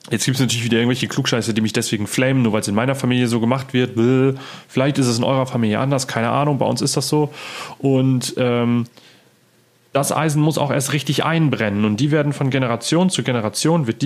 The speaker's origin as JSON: {"language": "German", "area": "Friesland", "region": "Lower Saxony", "country": "Germany", "said": "bei uns, da wo ich herkomme, aus Friesland"}